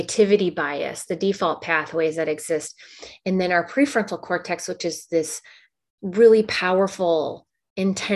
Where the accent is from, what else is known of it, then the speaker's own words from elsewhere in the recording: Midwest, United States; I grew up in the Midwest.